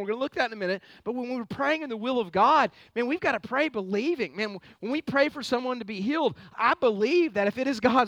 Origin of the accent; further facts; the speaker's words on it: United States; I'm a proud American